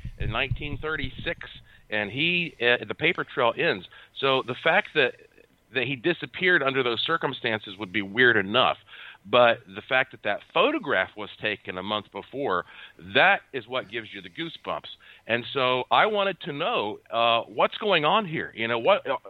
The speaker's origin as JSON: {"language": "English", "town": "Asheville", "region": "North Carolina", "country": "United States", "tie": "born or raised there", "said": "I was born and raised in Asheville, North Carolina"}